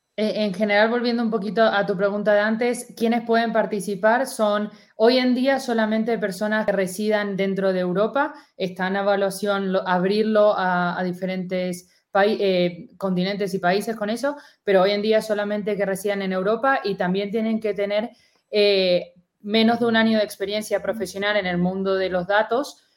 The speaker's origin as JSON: {"language": "Spanish", "country": "Argentina", "accent": "Argentine", "moved": "yes", "said": "como se podrán dar un poco cuenta por mi acento, soy argentina"}